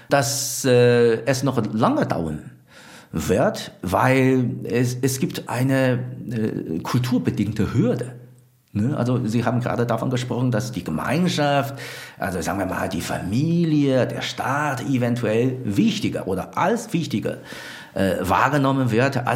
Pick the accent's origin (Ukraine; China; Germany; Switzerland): China; Wieso kenne ich als Chinese in China dieses System nicht?